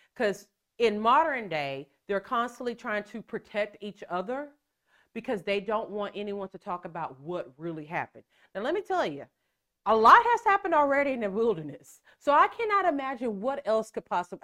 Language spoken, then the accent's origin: English; Texas, United States; we're from Texas